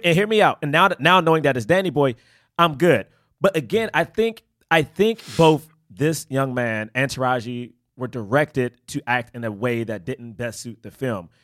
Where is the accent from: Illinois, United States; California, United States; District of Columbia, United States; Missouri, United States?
District of Columbia, United States; Washington; I grew up in Southeast D C